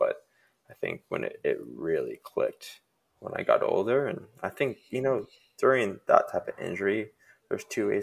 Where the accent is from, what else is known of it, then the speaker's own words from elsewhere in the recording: Arizona, United States; Growing up in Arizona